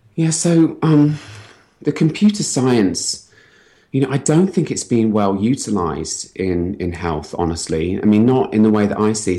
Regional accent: United Kingdom; accent: British; moved away as an adult; also born or lived in London; now in San Francisco, United States; I'm British. I came here from London

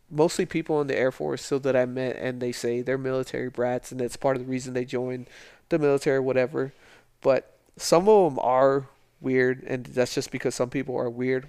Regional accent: El Paso, Texas, United States; moved away as an adult; I grew up in Socorro in the lower valley in El Paso

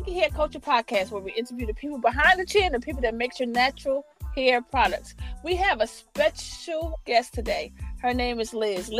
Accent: New York City, New York, United States; moved away; I'm from Harlem originally.

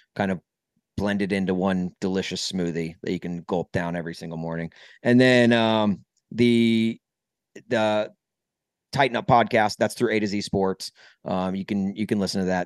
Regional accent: Nashville, Tennessee, United States; moved away as an adult; also born or lived in Brentwood, Tennessee / Columbia, Missouri / Southern California / St. Louis; now in Chicago, United States; I grew up in Nashville

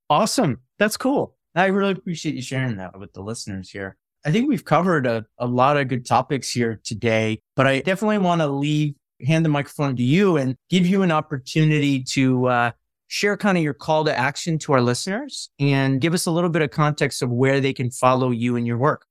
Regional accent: Midwest, United States; I grew up in the Midwest

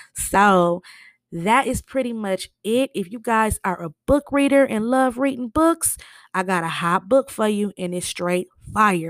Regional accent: Michigan, United States; I'm from Michigan

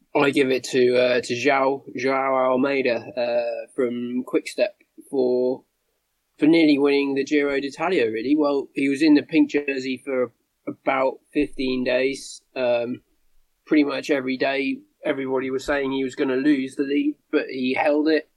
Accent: United Kingdom; as a Brit

